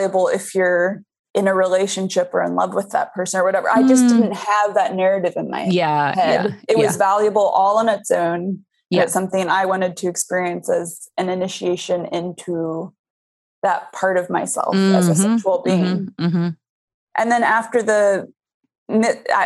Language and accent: English; Boulder, Colorado, United States; I grew up in Boulder, Colorado, which is kind of a liberal mecca